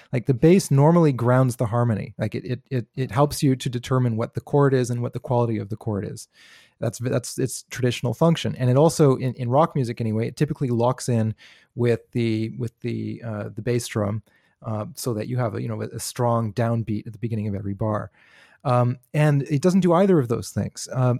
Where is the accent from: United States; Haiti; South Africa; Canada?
Canada; I grew up in Canada in the 80s and 90s.